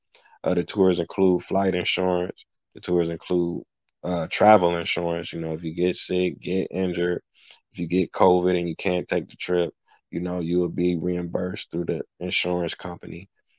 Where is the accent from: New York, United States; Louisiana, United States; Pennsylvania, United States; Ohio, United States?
Ohio, United States; Cleveland; also born or lived in Johannesburg, South Africa; I'm from Cleveland, Ohio.